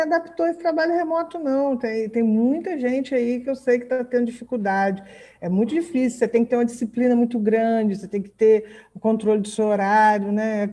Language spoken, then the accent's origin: Portuguese; São Fidélis, Rio de Janeiro, Brazil; moved away as an adult; now in Macaé, Brazil; eu sou de São Fidélis